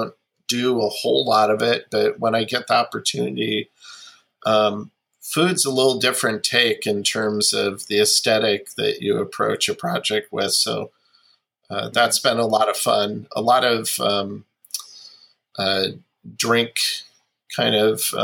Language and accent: English; Pacific Northwest, United States; where I grew up in the Pacific Northwest